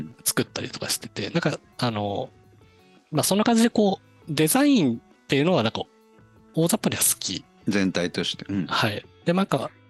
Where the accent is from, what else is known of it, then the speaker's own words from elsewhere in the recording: Niigata, Japan; 地元にあの長岡造形大学っていう